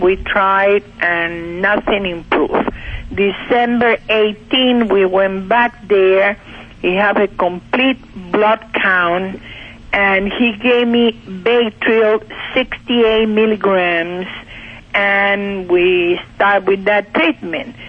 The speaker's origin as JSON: {"language": "English", "country": "Cuba", "moved": "yes", "lives_now": "Pennsylvania, United States", "said": "Originally from Cuba"}